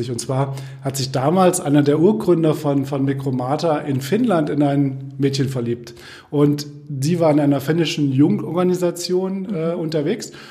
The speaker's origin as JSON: {"language": "German", "town": "Kassel", "region": "Hesse", "country": "Germany", "tie": "born or raised there", "said": "Ja, ich komme aus Kassel, bin in Kassel geboren, bin in Kassel zur Schule gegangen, bin in Kassel zum Studium gegangen, bin eigentlich nie aus Kassel rausgekommen"}